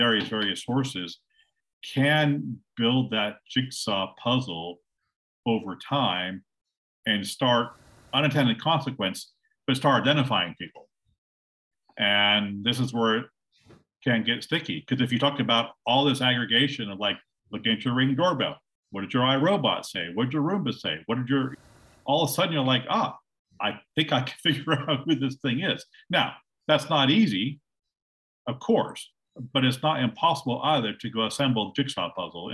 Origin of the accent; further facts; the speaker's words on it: Silicon Valley, California, United States; I'm calling you from Silicon Valley. It's where I live. It's where I grew up